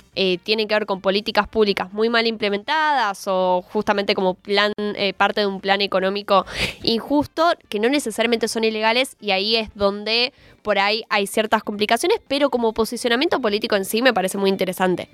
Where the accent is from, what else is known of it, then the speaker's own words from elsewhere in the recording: Argentina; necesitamos como Argentina